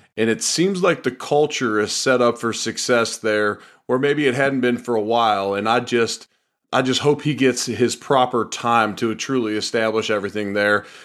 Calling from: Louisville, Kentucky, United States; I'm calling them from Louisville, Kentucky

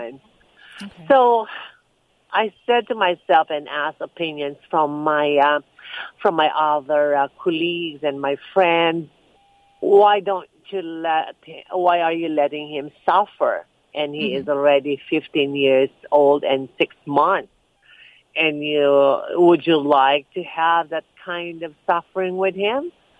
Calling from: Los Angeles, California, United States; Los Angeles, California.

